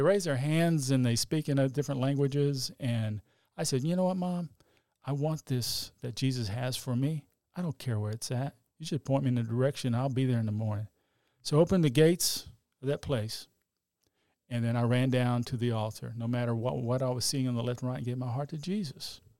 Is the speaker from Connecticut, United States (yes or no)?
no; Dallas, Texas, United States; I grew up in Oak Cliff, grew up as Catholic